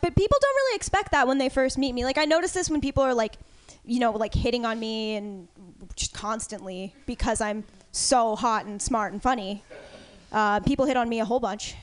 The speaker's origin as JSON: {"language": "English", "region": "East Coast", "country": "United States", "tie": "born or raised there", "moved": "yes", "said": "I was raised on the East Coast, though, because uh, politeness is a huge, huge thing there"}